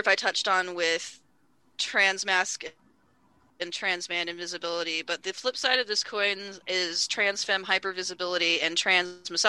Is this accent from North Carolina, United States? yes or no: no; Bay Area, California, United States; I grew up in the Bay Area